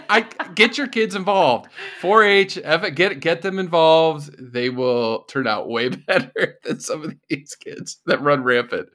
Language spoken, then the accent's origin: English; California, United States; moved away as an adult; also born or lived in Florida / Lexington; I grew up in California